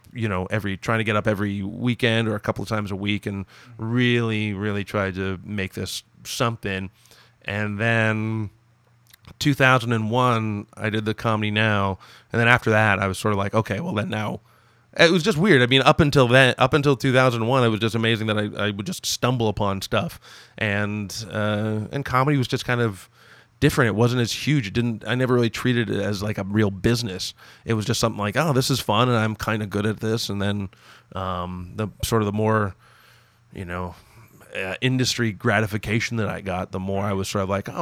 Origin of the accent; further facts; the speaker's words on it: Toronto, Ontario, Canada; born and raised in Toronto.